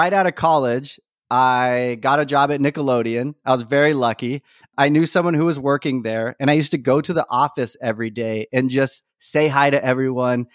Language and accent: English; Elk Grove, California, United States; also born or lived in Whittier, California; originally, I'm from Whittier, California, but I moved to the Sacramento area, specifically Elk Grove, when I was about 9.